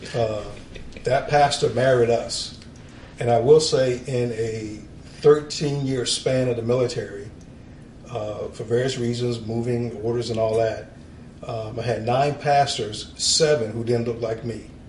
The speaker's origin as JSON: {"language": "English", "town": "Norfolk", "region": "Virginia", "country": "United States", "tie": "born or raised there", "moved": "as an adult", "said": "I grew up in Norfolk, Virginia, Navy town"}